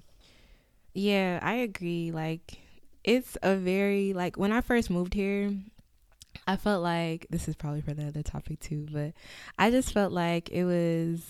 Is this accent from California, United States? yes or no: no; New York City, New York, United States; now in Atlanta, United States; I live in Atlanta currently. I'm originally from Queens, New York